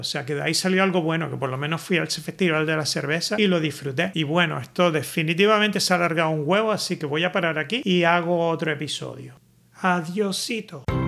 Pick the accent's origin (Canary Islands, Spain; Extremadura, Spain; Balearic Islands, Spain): Canary Islands, Spain; accent: Canarian; moved away as an adult; now in Netherlands; yo tengo un acento canario en holandés